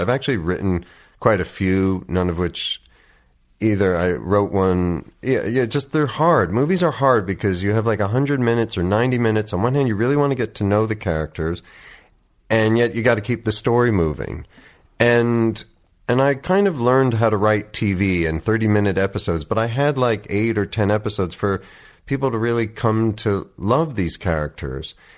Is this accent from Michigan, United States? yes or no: no; Oakland, New Jersey, United States; moved away as an adult; also born or lived in New York City / Princeton; So I grew up, yeah, in this little town called Oakland, New Jersey, about thirty minutes outside of New York.